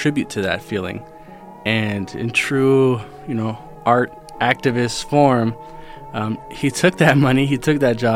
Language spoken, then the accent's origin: English; Santa Ana, California, United States; I'm from Santana, a little bit south of L.A.